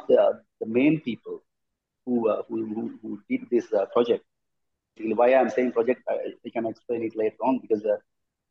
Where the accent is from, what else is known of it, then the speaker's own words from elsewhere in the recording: Sri Lanka; also born or lived in Australia; So it's very tiny, small country, you know, Sri Lanka